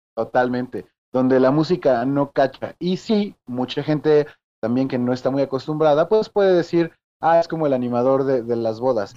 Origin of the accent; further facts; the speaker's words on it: Mexico City, Mexico; Nacido y criado ahí en la Ramos Millán